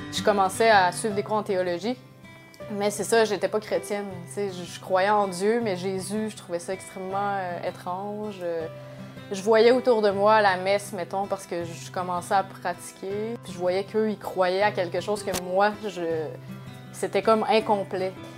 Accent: Quebec City, Quebec, Canada; je viens de Québec

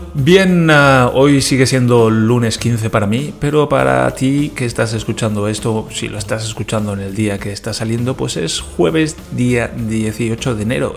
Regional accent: Spain; now in Germany; en España decimos

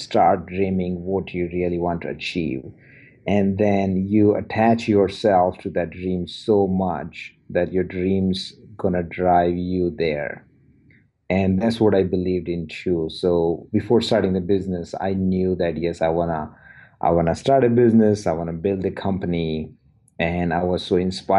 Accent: India; moved away as an adult; now in Edmonton, Canada; I'm originally from India, moved to Canada in 2006

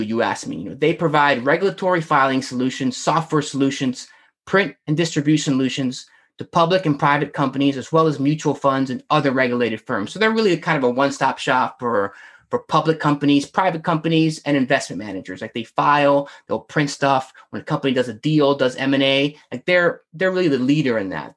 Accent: Northern Virginia, United States; I'm from Northern Virginia

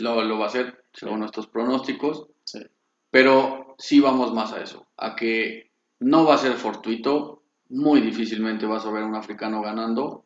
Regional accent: Mexico; como mexicanos

